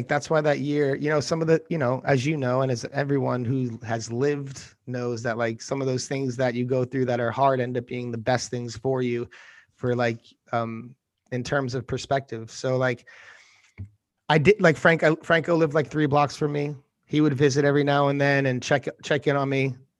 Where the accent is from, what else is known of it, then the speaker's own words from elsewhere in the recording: New York City, New York, United States; especially as like a New Yorker where you're just like, oh, I gotta do this, I gotta do that.